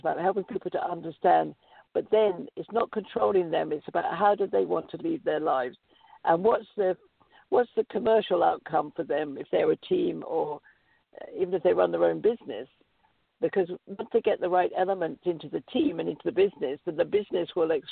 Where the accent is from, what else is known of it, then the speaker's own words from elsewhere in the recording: United Kingdom; moved away as an adult; now in United States; because I'm British, I have a corporation in the UK